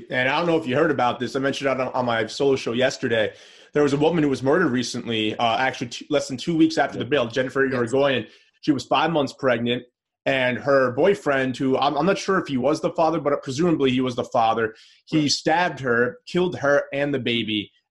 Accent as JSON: {"language": "English", "region": "New York", "country": "United States", "said": "So obviously as a New Yorker, just like we are, just like pretty much everyone watching this is"}